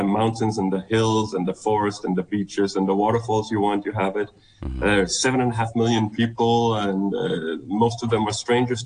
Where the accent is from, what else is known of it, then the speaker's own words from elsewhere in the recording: Denmark; moved away as an adult; I'm from Denmark